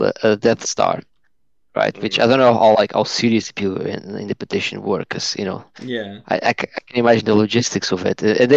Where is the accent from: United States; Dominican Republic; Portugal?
Portugal; moved away as an adult; now in United Kingdom; I'm originally from Portugal, but I've lived 8.5 years now in the UK.